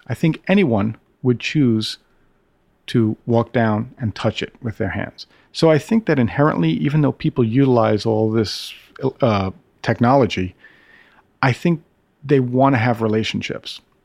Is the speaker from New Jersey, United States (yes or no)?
no; Brooklyn, New York, United States; I grew up in Brooklyn.